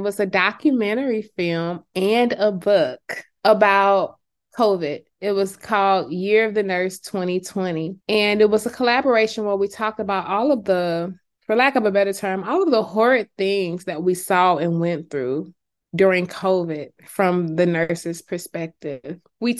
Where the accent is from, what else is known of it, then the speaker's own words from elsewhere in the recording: California, United States; now in Georgia, United States; I recently moved to Georgia about 2 years ago, but I came from California.